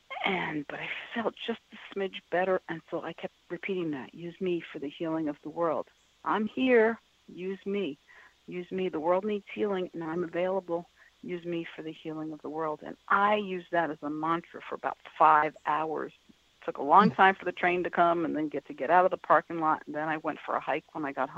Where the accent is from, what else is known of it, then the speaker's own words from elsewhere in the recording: New York City, New York, United States; moved away as an adult; also born or lived in Boston; I was born and raised in New York City, and here I am living in Boston